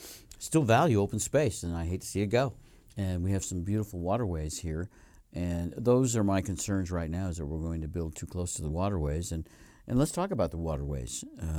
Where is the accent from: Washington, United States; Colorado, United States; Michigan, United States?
Colorado, United States; I'm originally from Colorado, and there was no real open space there that I recall anywhere unless you could get down into the river bottom areas, and that was pretty limited.